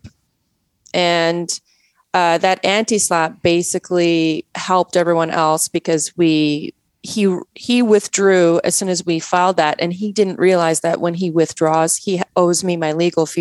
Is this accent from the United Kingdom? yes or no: no; Canada; accent: Canadian; also born or lived in Poland; now in United States; I was raised in Canada